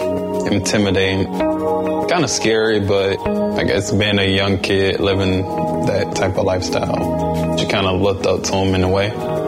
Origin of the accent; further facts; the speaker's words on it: Deltona, Florida, United States; growing up around Deltona, Florida